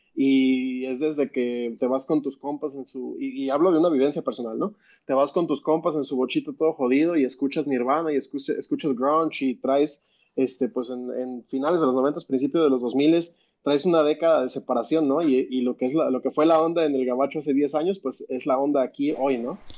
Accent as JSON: {"language": "Spanish", "region": "Mexico City", "country": "Mexico", "said": "soy chilango"}